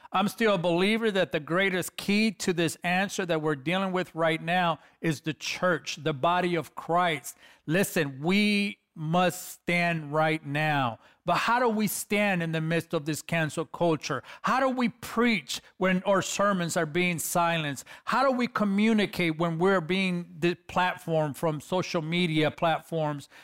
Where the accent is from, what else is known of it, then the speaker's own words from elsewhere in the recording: Los Angeles, California, United States; I'm a kid from East L A, California